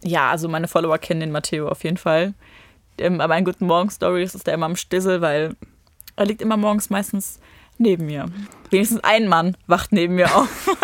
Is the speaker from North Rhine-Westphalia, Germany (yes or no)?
yes; Rheinberg, North Rhine-Westphalia, Germany; also born or lived in Düsseldorf; Ich komme aus Rheinberg